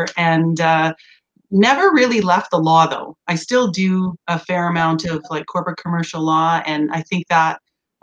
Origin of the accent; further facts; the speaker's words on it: Edmonton, Alberta, Canada; also born or lived in Washington, D.C.; born and raised in Edmonton and went away to university